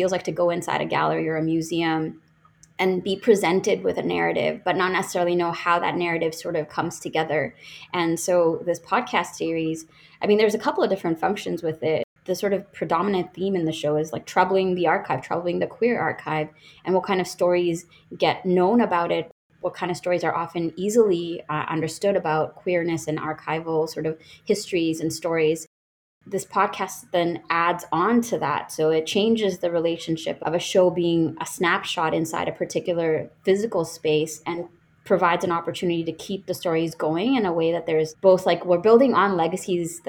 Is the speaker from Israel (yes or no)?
no; Bangladesh; now in Canada; I grew up in what's now known as Bangladesh before coming to Canada